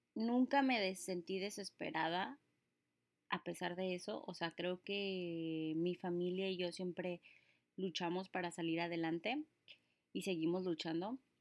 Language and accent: Spanish; Mexico; now in United States; soy mexicana, una mexicana viviendo aquí en tierras gringas